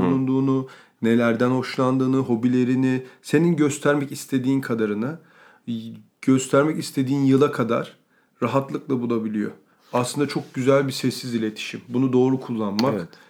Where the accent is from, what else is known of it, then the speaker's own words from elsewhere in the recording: Ankara, Turkey; moved away; Ben Ankara'da büyüdüm